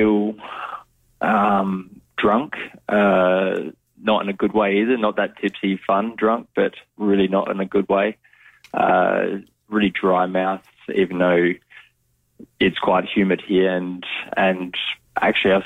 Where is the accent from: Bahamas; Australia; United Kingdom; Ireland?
Australia; Adelaide, South Australia; I grew up young days. I was in Salisbury Heights, and we moved closer to the city in Vale Park